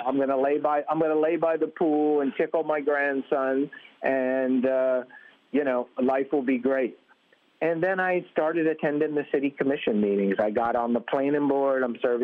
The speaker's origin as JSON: {"language": "English", "town": "Lantana", "region": "Florida", "country": "United States", "tie": "born or raised there", "also_born_or_lived": "New Jersey / Lake Worth, Florida / Boynton Beach, Florida", "said": "So I've been in Palm Beach County for 50-plus years. I was born in New Jersey but moved to Lantana as a young boy in the fourth grade. And so we lived in Lantana through my elementary, junior high school years and high school."}